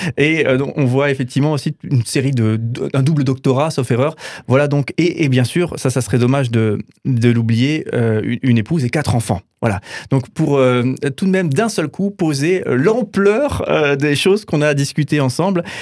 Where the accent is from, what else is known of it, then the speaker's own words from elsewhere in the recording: France; en tant que Français